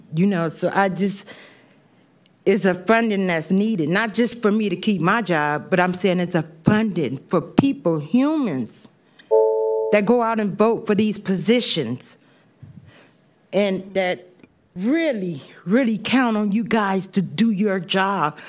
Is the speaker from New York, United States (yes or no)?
no; San Francisco, California, United States; I work in the Bayview District. I grew up in the Bayview District. I grew up and I work